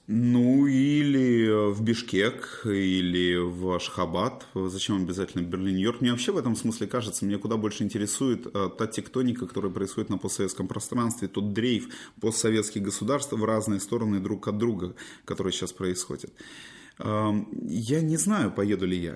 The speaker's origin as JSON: {"language": "Russian", "town": "Simferopol", "region": "Crimea", "country": "Ukraine", "also_born_or_lived": "Moscow", "moved": "as an adult", "lives_now": "Kyiv, Ukraine", "said": "А я уезжал из Симферополя в ту же Москву, у меня в Симферополе было все хорошо. У меня не было э, обиды на город. Поэтому я все время Симферополь воспринимал как дом."}